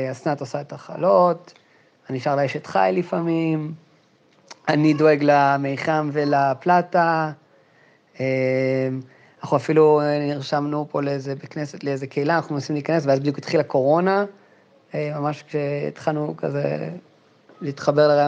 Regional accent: Jerusalem, Jerusalem District, Israel; אני גם 33, אסנת גדולה ממני באיזה שבועיים. אה, גדלתי בקטמון הישנה, אני דווקא גדלתי קומה מתחת לאבינועם קוצ'ר

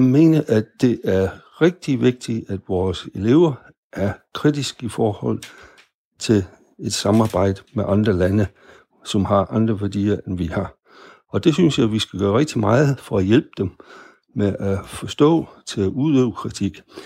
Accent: Denmark; vi som danskere

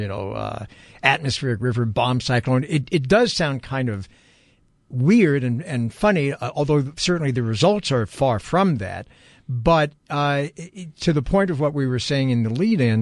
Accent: New York, United States; moved away; I grew up in New York

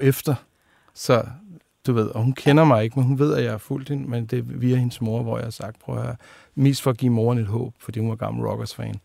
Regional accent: Denmark; Født ude ved Tornby

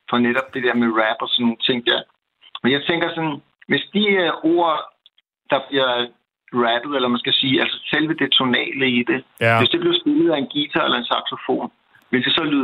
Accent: Copenhagen suburbs, Capital Region of Denmark, Denmark; also born or lived in Nørrebro, Copenhagen; now in Copenhagen, Denmark; oprindeligt er jeg jo, kommer jeg ud fra forstederne helt, helt oprindeligt, ikke? inden jeg flyttede ind til København.

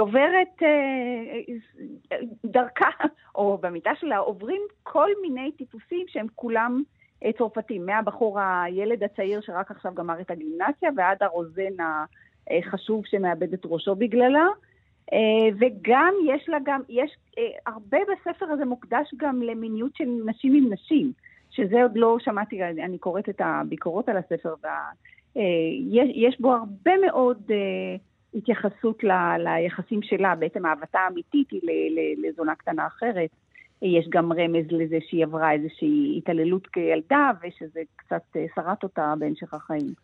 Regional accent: Israel; אנחנו גדלנו בארץ שמעולם לא השתמשה בתאורת גז

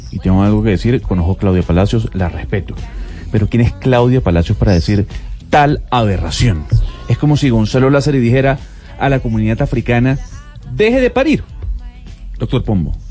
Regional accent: Venezuela; Ahora, para como venezolano, para mí es una falta de respeto. Como venezolano.

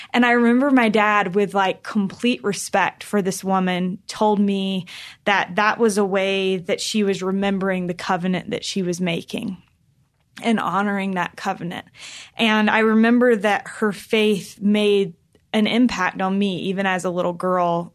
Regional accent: North Carolina, United States; I grew up in North Carolina

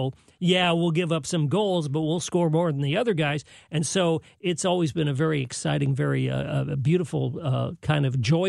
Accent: San Jose, California, United States; born or raised there; now in St. Louis, United States

